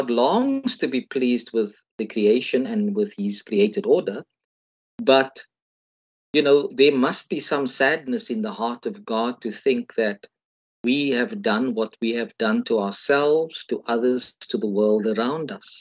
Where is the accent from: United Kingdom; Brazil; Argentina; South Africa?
South Africa; as a South African